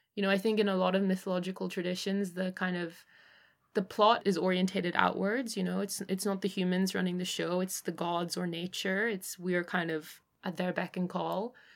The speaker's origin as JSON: {"language": "English", "region": "Northern Ireland", "country": "United Kingdom", "tie": "born or raised there", "also_born_or_lived": "Hong Kong", "said": "I was born in Hong Kong and then I, um, moved to Northern Ireland when I was eight and my father's family is Northern Irish"}